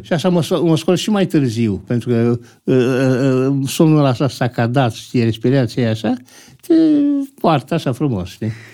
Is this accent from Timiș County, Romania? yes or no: no; Bucharest, Romania; M-am născut în București, dar uh, Uh, am făcut liceul uh, la Cantemir